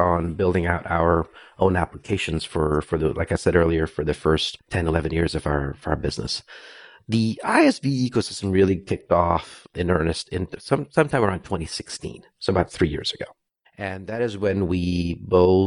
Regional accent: Brazil; moved away as an adult; also born or lived in India / Santa Clara, California; now in United States; I was born in India, but raised in Brazil since I was five. So pretty much all my education was there, all the way through college.

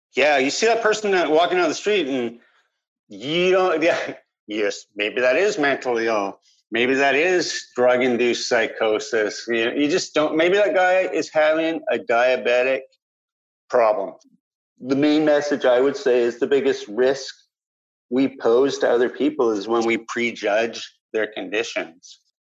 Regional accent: Vancouver Island, British Columbia, Canada; I grew up on Vancouver Island.

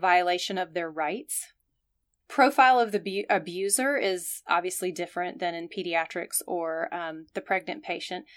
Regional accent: the South, United States; I'm from the South, where we tend to be formal

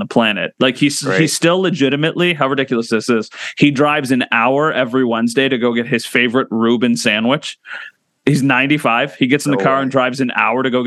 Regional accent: Northtowns, New York, United States; I'm a North Towns guy. I grew up in the North

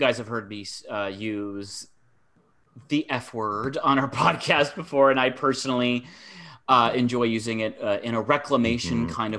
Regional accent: Michigan, United States; I'm from Michigan

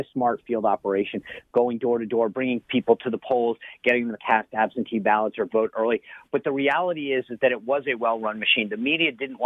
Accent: Rhode Island, United States; moved away; I grew up in Rhode Island

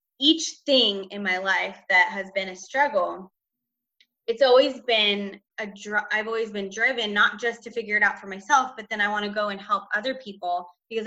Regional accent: Northern California, United States; moved away as an adult; also born or lived in Las Vegas; I'm originally from Northern California

